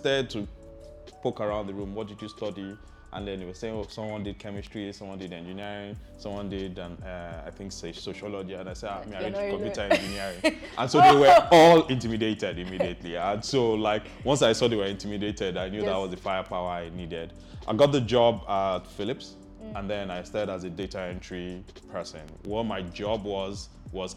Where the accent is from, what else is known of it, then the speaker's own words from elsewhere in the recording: Lagos, Nigeria; I was born in Lagos, born in Apapa, but grew up on Allen most of my life, all of my life actually